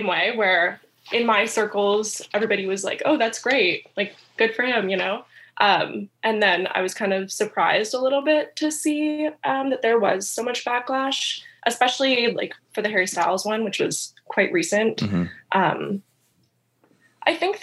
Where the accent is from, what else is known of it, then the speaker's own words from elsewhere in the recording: Canada; I'm from Canada